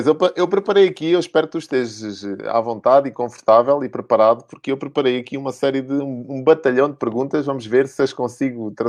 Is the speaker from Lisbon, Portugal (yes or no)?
yes; Lisbon, Portugal; now in Madeira, Portugal; sou de Lisboa.